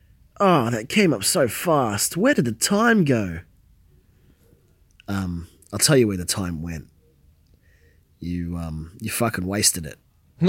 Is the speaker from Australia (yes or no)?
yes; Australia; I'm Australian.